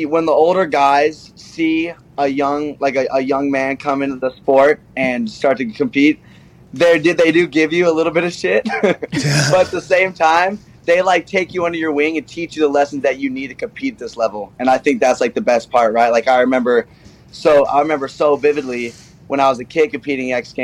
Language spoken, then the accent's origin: English; Mesa, Arizona, United States; I'm from Mesa, Arizona, where we'd be skating like 114 dry heat